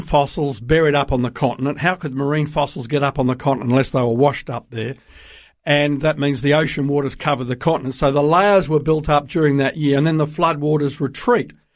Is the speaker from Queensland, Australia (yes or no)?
no; Sydney, New South Wales, Australia; moved away as an adult; also born or lived in Darwin / Brisbane; now in United States; I grew up in Sydney